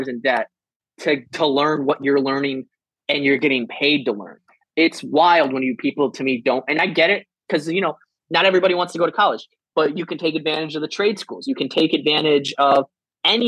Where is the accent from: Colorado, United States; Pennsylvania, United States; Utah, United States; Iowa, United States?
Iowa, United States; moved away as an adult; also born or lived in San Diego / Denver / Camp Pendleton; now in Florida, United States; being from Iowa and like what that means and how that affects me now